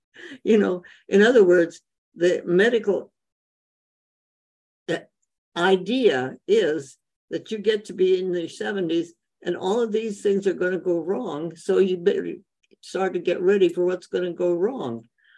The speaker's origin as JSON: {"language": "English", "country": "India", "tie": "born or raised there", "said": "well, I grew up in India, so Indian food is wonderful."}